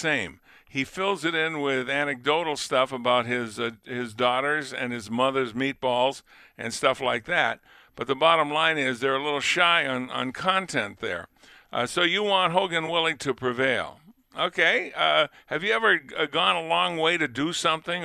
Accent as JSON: {"language": "English", "region": "New England", "country": "United States", "tie": "born or raised there", "moved": "yes", "lives_now": "Buffalo, United States", "said": "I grew up in New England"}